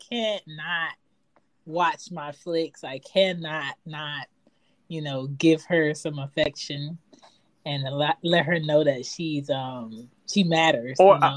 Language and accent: English; Philadelphia, Pennsylvania, United States; I'm from Philly, but what's coming out of Philly, I don't want.